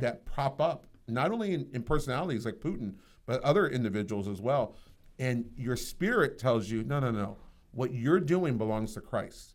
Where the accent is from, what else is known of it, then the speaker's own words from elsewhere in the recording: United States; I'm an American